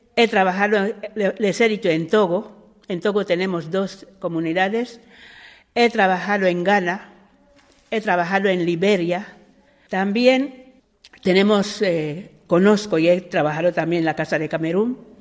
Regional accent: Equatorial Guinea; moved away; also born or lived in Spain; yo soy guineana

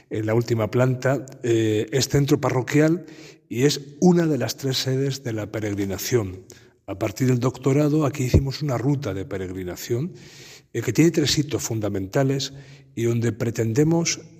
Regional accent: Puertollano, Castilla-La Mancha, Spain; Sí, yo soy de San Ciprestazgo, de un pueblo que se llama Portollano, que está a nueve kilómetros de aquí.

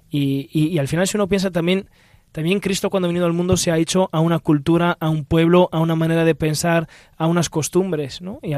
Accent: Italy; now in Spain; Pero por yo que vengo de Italia a España, hay cosas que percibes de cambio

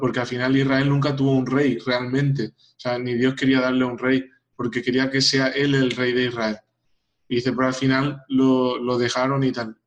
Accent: Paraguay; soy paraguayo

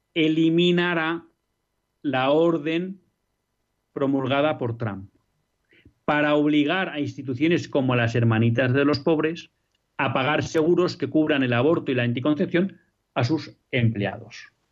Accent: Biscay, Basque Country, Spain; por donde yo nací, hecho, un pueblo de un municipio de Vizcaya, que es en torno de 100.000

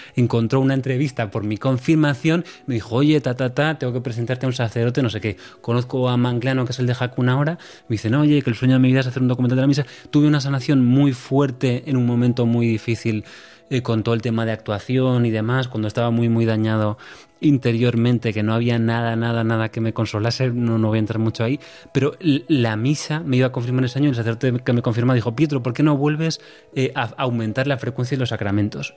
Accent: Santiago de Compostela, Galicia, Spain; also born or lived in Madrid; soy de Santiago, mi padre es del sur de Italia

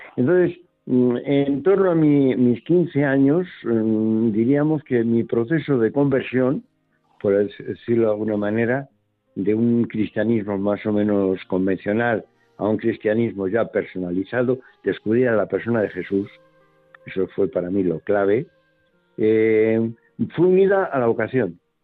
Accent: Colmenar Viejo, Community of Madrid, Spain; now in Madrid, Spain; me, crié, nací en los años 40 y luego viví en los años 50 mm, de la clase media de Colmenar

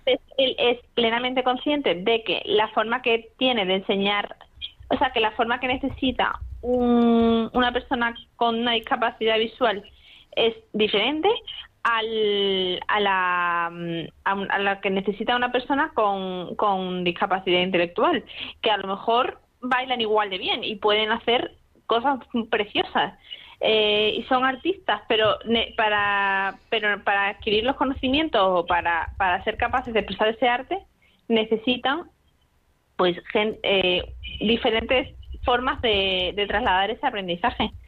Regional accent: Madrid, Community of Madrid, Spain; now in Seville, Spain; yo nací en Madrid, realmente vivo en Sevilla desde hace muchos años, pero mm, soy de Madrid.

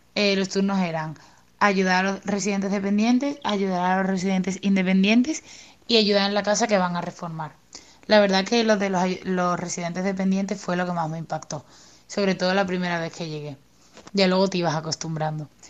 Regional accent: Cádiz, Andalusia, Spain; estudio enfermería y soy de Cádiz.

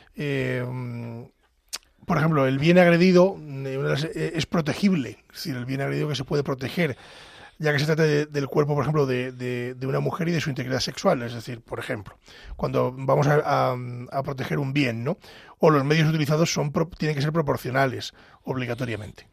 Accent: Pedro Bernardo, Castile and León, Spain; soy del sur de Ávila, de la Andalucía de Ávila, de ese valle del Tieter, concretamente de Pedro Bernardo

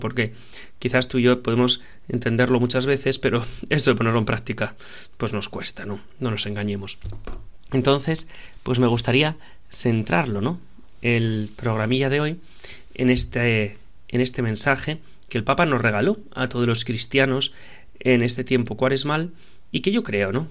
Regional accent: Piedras Blancas, Asturias, Spain; de mi pueblo, de donde yo soy de Piedras Blancas

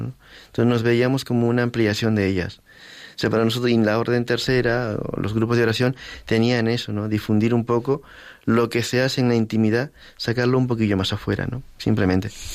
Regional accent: Lima, Peru; moved away as an adult; now in Madrid, Spain; en Lima, en mi ciudad

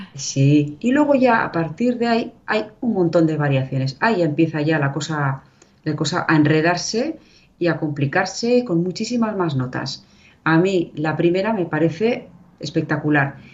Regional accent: Irun, Basque Country, Spain; also born or lived in Vera de Bidasoa, Navarre; yo soy vasca

